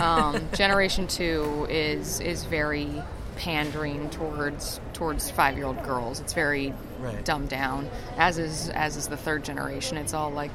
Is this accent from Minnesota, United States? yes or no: no; Ann Arbor, Michigan, United States; I've lived in the Ann Arbor area for my entire life. Michigan is my home state, my home place